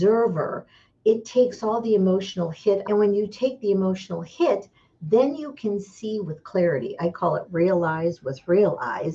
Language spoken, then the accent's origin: English; Michigan, United States; moved away as an adult; now in Scottsdale, Arizona, United States; I grew up in Michigan